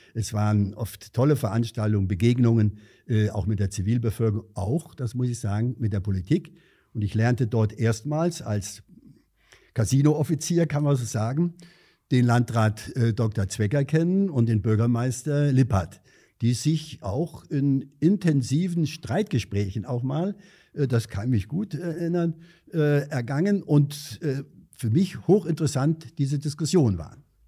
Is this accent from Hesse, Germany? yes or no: yes; Angersbach, Hesse, Germany; ich bin ja in Angersbach aufgewachsen